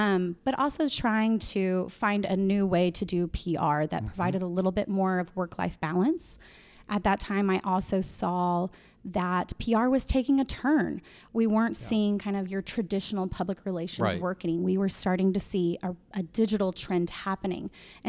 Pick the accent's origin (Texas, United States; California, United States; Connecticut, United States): Texas, United States; So I'm actually from a South Texas cattle ranch family. Yep. My family's ranch is about a little over an hour south.